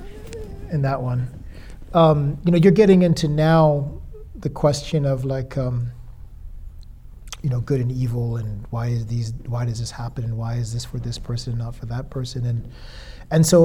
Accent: United States; being an American, a passport holder

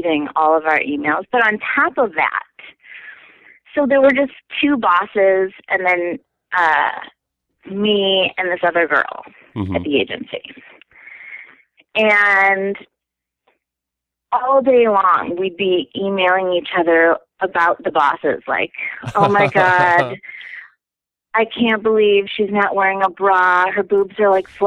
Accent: Chicago, Illinois, United States; moved away as an adult; now in Minneapolis, United States; I'm originally from Chicago

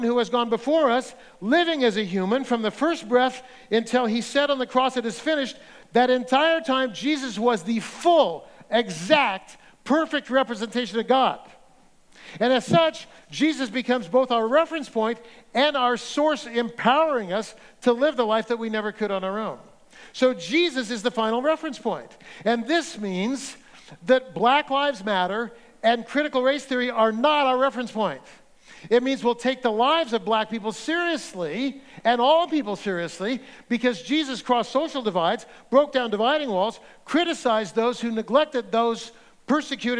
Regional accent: Central Valley, California, United States; I grew up in Central Valley, Baptist, pretty conservative

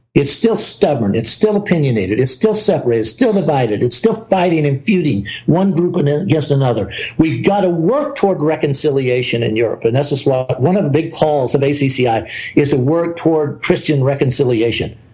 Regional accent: the South, United States; I'm an American. I grew up in the South.

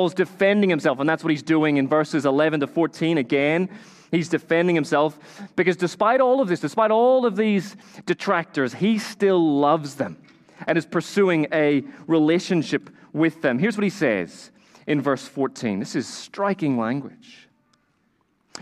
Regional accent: Northern Ireland, United Kingdom; I grew up in Northern Ireland

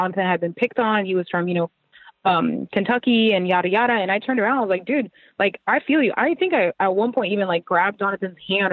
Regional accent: Puerto Rico; moved away; where I grew up, like my home, like my heart and soul is like in Puerto Rico

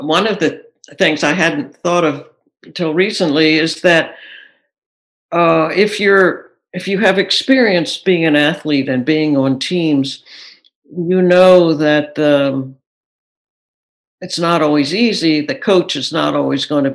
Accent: Philadelphia, Pennsylvania, United States; now in Minneapolis, United States; growing up in the Philadelphia area

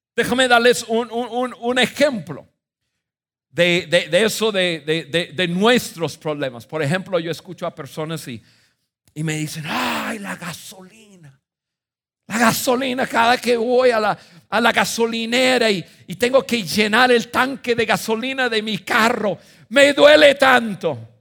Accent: United States; moved away as an adult; now in Mexico; yo nací en Estados Unidos

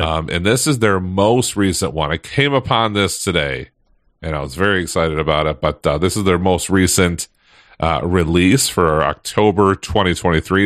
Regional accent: Michigan, United States; I am born and raised in Michigan, still here

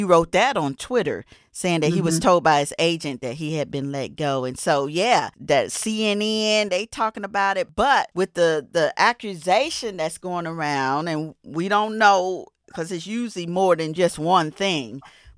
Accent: Atlanta, Georgia, United States; I was born in Atlanta

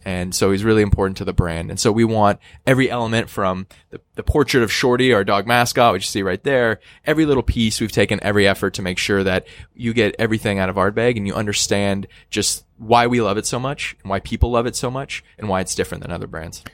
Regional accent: Northwest, United States; I'm from the Northwest

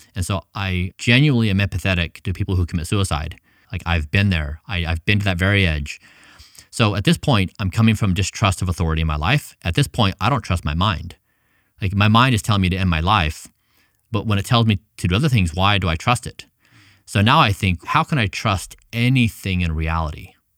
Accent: United States; also born or lived in Ecuador; I had come from this middle-class family in the United States

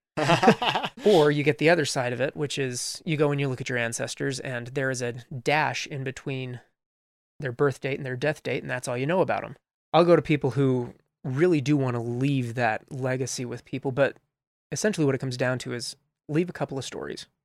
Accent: Colorado Springs, Colorado, United States; moved away as an adult; also born or lived in St. Louis, Missouri; now in Utah, United States; I was I was actually born in St. Louis, Missouri, and I grew up mostly in Colorado Springs, though Colorado Springs, Colorado, and I still love it

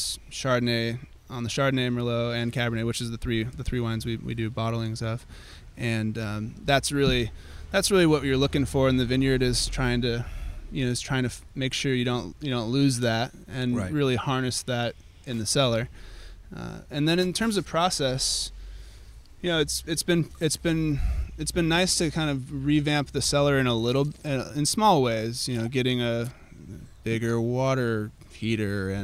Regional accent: Sonoma, California, United States; me growing up in Sonoma

